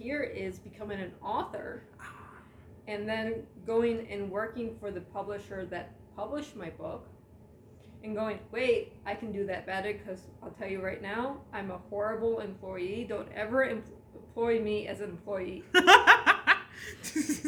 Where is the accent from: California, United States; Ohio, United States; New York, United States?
Ohio, United States; Lorain; moved away; Originally, I'm from a little dot on a map called Lorain, Ohio